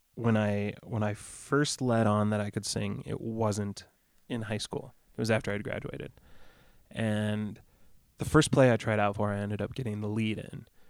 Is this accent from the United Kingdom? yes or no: no; Rockford, Illinois, United States; moved away; also born or lived in Pecatonica, Illinois; there's an area called Pecatonica where I spent a lot of time growing up